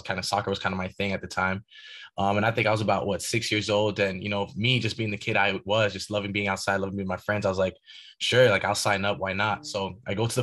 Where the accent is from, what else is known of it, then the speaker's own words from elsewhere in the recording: Ottawa, Ontario, Canada; moved away; also born or lived in Haiti; my hometown in Ottawa, Ontario, Canada